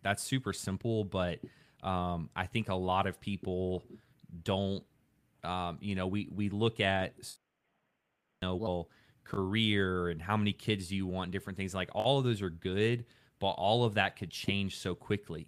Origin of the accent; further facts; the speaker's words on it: Louisiana, United States; I grew up in Louisiana